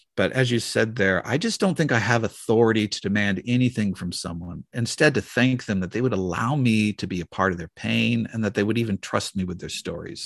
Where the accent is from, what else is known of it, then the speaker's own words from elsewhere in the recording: the Northwest, Pacific Northwest, United States; growing up in the Northwest